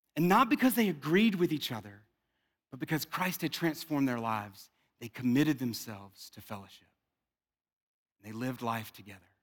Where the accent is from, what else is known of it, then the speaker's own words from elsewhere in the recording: South Louisiana, United States; I'm from South Louisiana